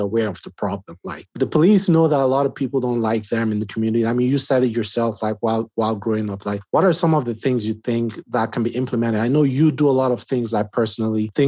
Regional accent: Nigeria; moved away as an adult; now in United States; I'm Nigerian, right? I mean, I've been in the U.S. for like 5 years now

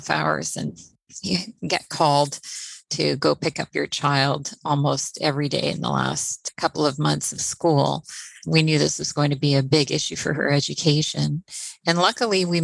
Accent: Trois-Rivières, Quebec, Canada; now in Victoria, Canada; I'm originally from Trois-Rivières, Quebec. I've been living on the West Coast here in Victoria for over 30 years now.

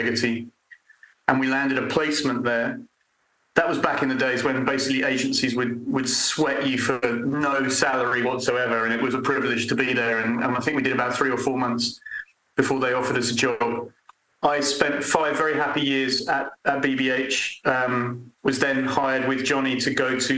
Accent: London, United Kingdom; moved away as an adult; also born or lived in Edinburgh; now in Winchester, United Kingdom; I was born and bred in London, lived in London until I had too many children

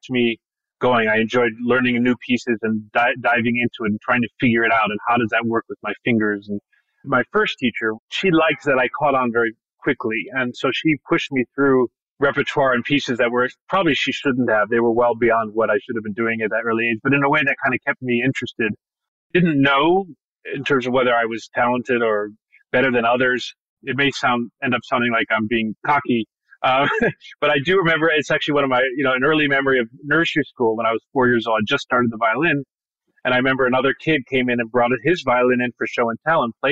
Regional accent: Bloomington, Indiana, United States; I grew up there. I was born the year that they arrived in Indiana. So I'm really from Indiana

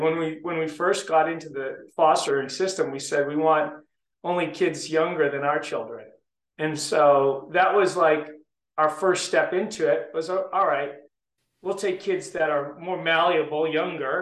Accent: Southern New Hampshire, United States; I grew up in Southern New Hampshire. So about a half an hour north of Boston

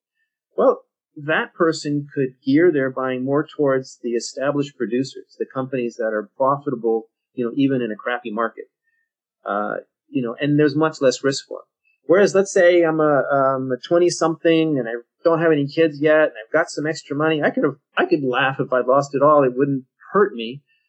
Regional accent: Mexico; you know, I'm from Mexico, so I'm pro-Mexico. I know that, so I'm going to beware, and I'm going to make every effort not to have pro-Mexico blinders on when I look at mining in Mexico, say.

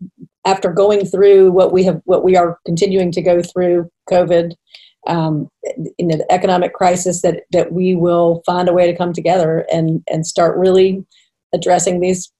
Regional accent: Tallahassee, Florida, United States; I grew up in Tallahassee, which is the capital.

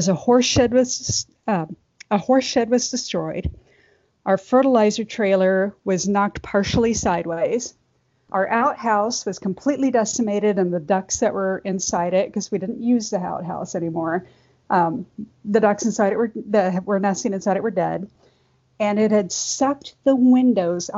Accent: Midwest, United States; I grew up in the Midwest on a farm

